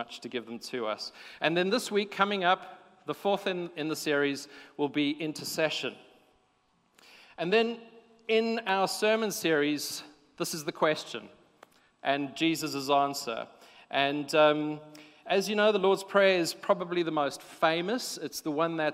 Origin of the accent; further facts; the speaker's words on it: South Africa; moved away as an adult; now in United Kingdom; we come from South Africa originally